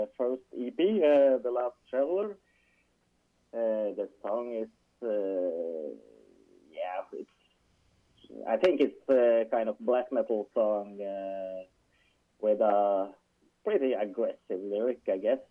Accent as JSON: {"language": "English", "town": "Trondheim", "region": "Trøndelag", "country": "Norway", "said": "I am from Trondheim, or we are living in Trondheim. It's basically just in the middle of Norway"}